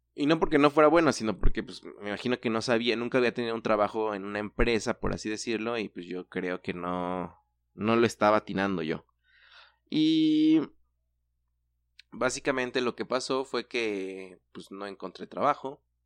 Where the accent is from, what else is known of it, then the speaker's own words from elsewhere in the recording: Mexico; nuestra cultura como mexicanos